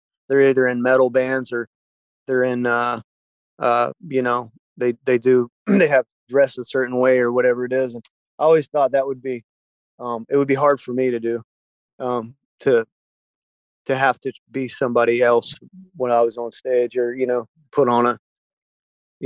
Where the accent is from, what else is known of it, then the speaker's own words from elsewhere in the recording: Gainesville, Florida, United States; moved away as an adult; also born or lived in Nashville / California; Gainesville, growing up in Gainesville